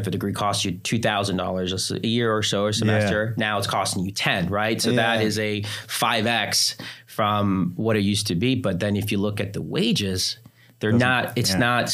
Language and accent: English; New Jersey, United States; moved away; I was raised in New Jersey, and my whole family's still there